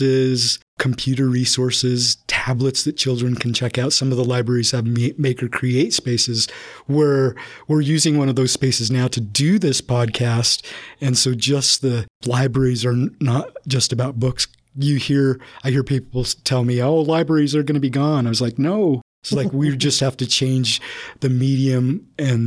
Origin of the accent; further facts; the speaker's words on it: Herriman, Utah, United States; I grew up in Harriman and on a farm